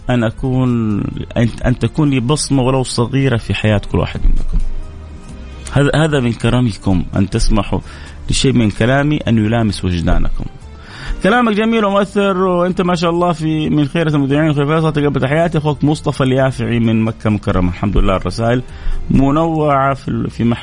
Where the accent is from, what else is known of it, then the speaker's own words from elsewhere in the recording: Egypt; now in Medina, Saudi Arabia; من مصر وعايش في احسن وافضل مكان في المملكه وهي المدينه المنوره